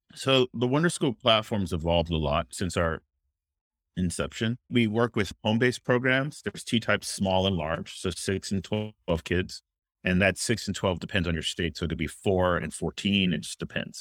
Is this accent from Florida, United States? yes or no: yes; Miami, Florida, United States; I'm originally from Miami, Florida